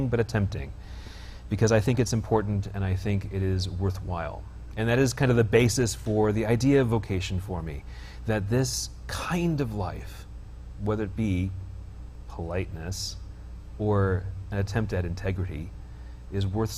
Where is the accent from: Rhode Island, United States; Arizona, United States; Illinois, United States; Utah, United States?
Utah, United States; Bountiful; also born or lived in Stockton, California / Spain (summers); I'm from here. That is to say, Bountiful